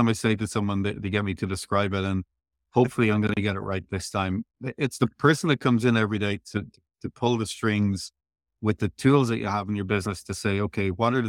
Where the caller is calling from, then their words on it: Tralee, Munster, Ireland; I'm talking to you from Tralee, Kerry, Ireland in the Southwest.